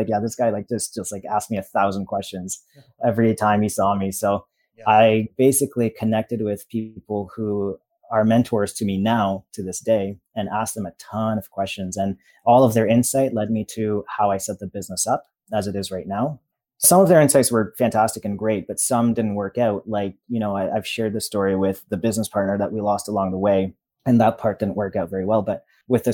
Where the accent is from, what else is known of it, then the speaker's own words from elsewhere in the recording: Toronto, Ontario, Canada; I grew up in Toronto, but I moved outside of Toronto to a smaller town